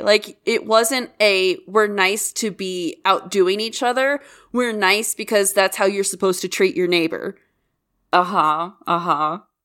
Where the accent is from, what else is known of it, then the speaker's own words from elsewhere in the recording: Kansas, United States; we are born and raised in the Midwest, and me straddling the Bible Belt really leaves me only two states, and I refuse to be associated with Missouri. So I am from Kansas